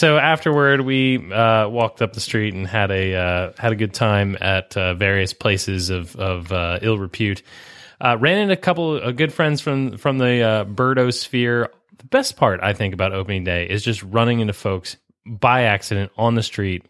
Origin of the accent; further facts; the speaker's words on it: United States; Yeah, there's bacon. I'm American.